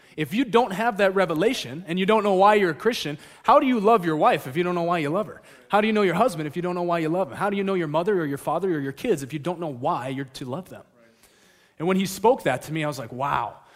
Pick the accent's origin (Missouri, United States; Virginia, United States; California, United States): California, United States; moved away; also born or lived in Alaska; I'm from California